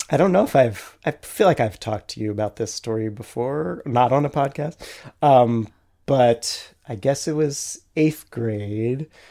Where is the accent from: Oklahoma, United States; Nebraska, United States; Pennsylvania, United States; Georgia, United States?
Pennsylvania, United States; Carversville; I learned to ride a bike in the cemetery in my hometown